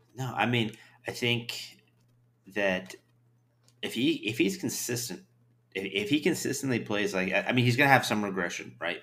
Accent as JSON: {"language": "English", "area": "the Northwest", "region": "Pacific Northwest", "country": "United States", "tie": "born or raised there", "moved": "yes", "said": "I grew up in the Northwest. grew up watching the Mariners all the time"}